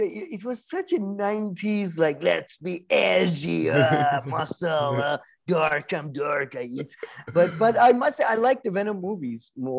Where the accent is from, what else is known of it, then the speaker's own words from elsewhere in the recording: New York, United States; Benedict Cumberbatch, American accent is getting better, but it's still pretty atrocious. Like, I'm from New York.